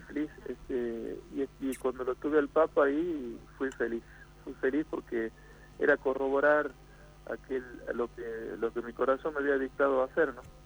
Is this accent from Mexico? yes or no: no; Purmamarca, Jujuy, Argentina; yo soy de Purmamarca, de un pueblito que está ah, en la quebrada de Humahuaca